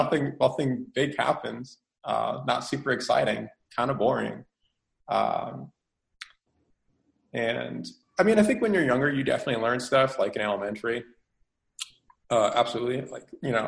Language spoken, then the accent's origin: English; Rhode Island, United States; now in South Carolina, United States; I'm from Rhode Island originally, but right now I'm in like South Carolina